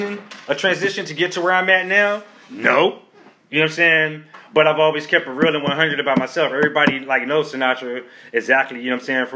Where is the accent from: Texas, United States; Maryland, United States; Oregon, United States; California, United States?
Maryland, United States; Baltimore; I'm from Baltimore